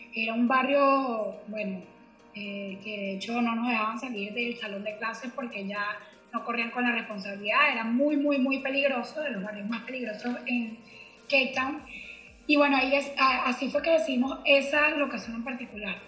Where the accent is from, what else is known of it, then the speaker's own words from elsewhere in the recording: Venezuela; now in Miami, United States; Soy venezolana